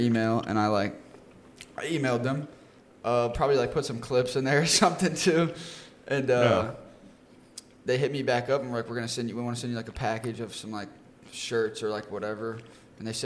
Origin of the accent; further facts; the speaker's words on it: Arlington, Texas, United States; also born or lived in Austin, Texas; I'm from Arlington, Texas. Born and raised.